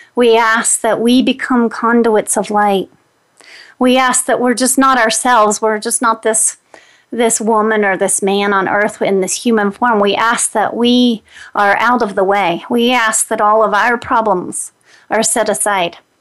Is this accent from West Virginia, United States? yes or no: yes; Greenbrier County, West Virginia, United States; now in Denver, United States; that's my hometown. I live in Denver, Colorado now, but I grew up in Greenbrier County, West Virginia